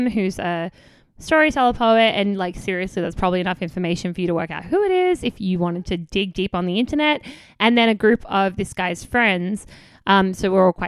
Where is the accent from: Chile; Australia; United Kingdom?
Australia; moved away as an adult; now in United States; I'm coming from Australia where we are more to the left than America anyway.